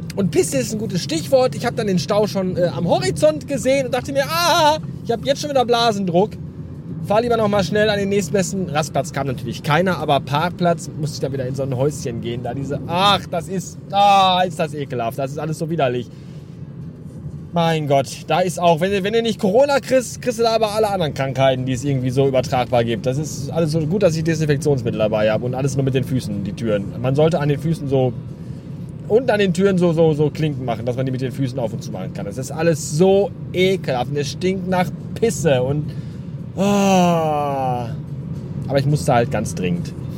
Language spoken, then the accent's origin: German; the West, North Rhine-Westphalia, Germany; hier bei uns im Westen